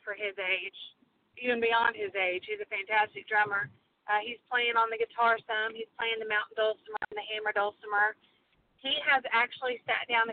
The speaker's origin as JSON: {"language": "English", "town": "Midland", "region": "Texas", "country": "United States", "tie": "born or raised there", "also_born_or_lived": "Houston, Texas / Oklahoma", "moved": "as an adult", "lives_now": "Fort Worth, United States", "said": "We are both native Texans. I was born in Houston, and we kind of moved around a lot with my dad being a pastor. But we settled down in the Odessa Midland area when I was probably, I think, in third grade"}